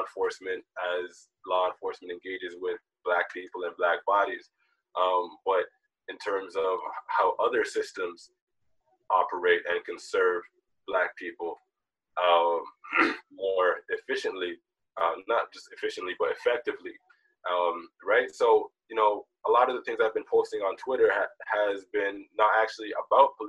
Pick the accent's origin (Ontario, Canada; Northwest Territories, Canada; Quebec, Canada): Ontario, Canada; Toronto; also born or lived in Jamaica; I was born in Jamaica, but I came to Toronto when I was 2 years old.